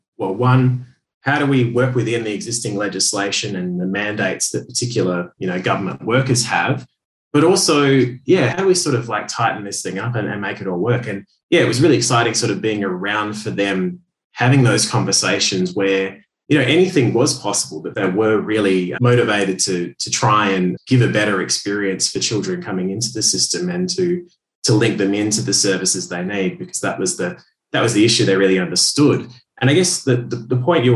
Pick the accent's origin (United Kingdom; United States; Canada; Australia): Australia; Perth, Western Australia; also born or lived in Sydney; Perth, Western Australia, which is my hometown